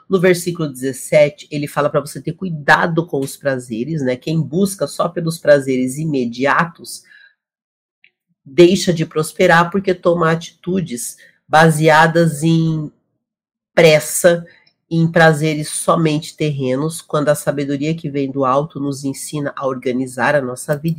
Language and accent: Portuguese; Brazil; Nós que somos brasileiros